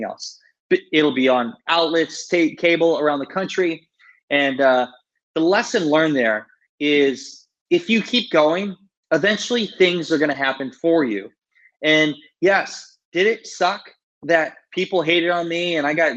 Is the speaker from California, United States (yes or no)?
no; Iowa, United States; I'm a kid from a town of 700 people. I grew up in Iowa